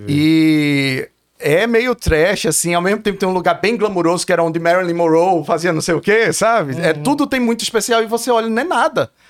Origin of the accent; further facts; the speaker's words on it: Olinda, Pernambuco, Brazil; moved away as an adult; also born or lived in Recife, Brazil / Los Angeles, United States; Nasci em Recife, Fosse mas morei, cresci, nasci, cresci, ou oh, cresci em Olinda